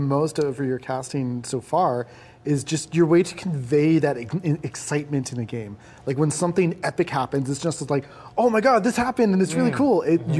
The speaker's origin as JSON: {"language": "English", "town": "Vancouver", "region": "British Columbia", "country": "Canada", "tie": "born or raised there", "said": "I grew up in Vancouver."}